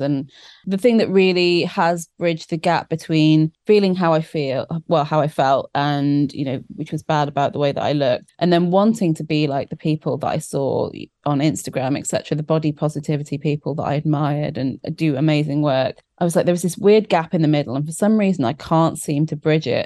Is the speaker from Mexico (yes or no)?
no; South Wales, United Kingdom; I grew up in South Wales